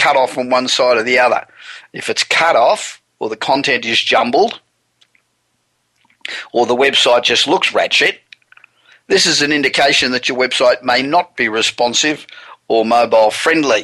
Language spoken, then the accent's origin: English; Los Angeles, California, United States; we're broadcasting again from my hometown of Los Angeles